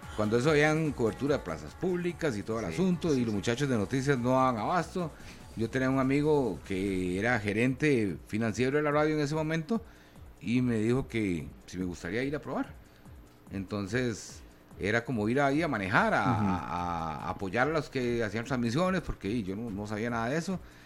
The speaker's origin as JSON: {"language": "Spanish", "town": "San Antonio de Belén", "region": "Heredia", "country": "Costa Rica", "tie": "born or raised there", "said": "en Belén, San Antonio de Belén, yo soy nativo de Belén"}